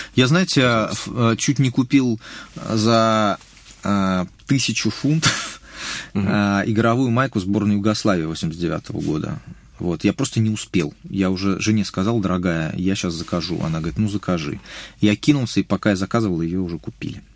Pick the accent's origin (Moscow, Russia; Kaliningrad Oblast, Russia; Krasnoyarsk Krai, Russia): Moscow, Russia; я еще просто вырос в центре, в Хамовниках